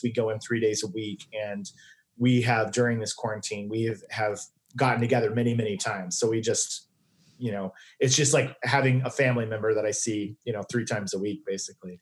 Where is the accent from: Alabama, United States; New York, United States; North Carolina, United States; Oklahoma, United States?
Oklahoma, United States; Tulsa; moved away as an adult; now in Los Angeles, United States; I grew up in Tulsa and the in the suburbs